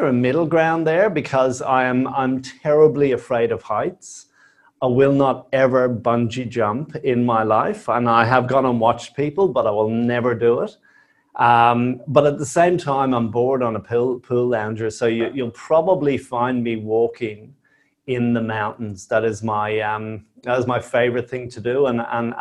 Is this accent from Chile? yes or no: no; Dublin, Leinster, Ireland; moved away as an adult; now in Australia; Yeah, so I'm originally from Dublin. I came out to Australia 26 odd years ago as a backpacker